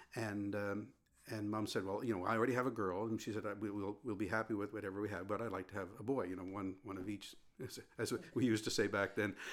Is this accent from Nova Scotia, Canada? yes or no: yes; Sherbrooke, Nova Scotia, Canada; I was born in Sherbrooke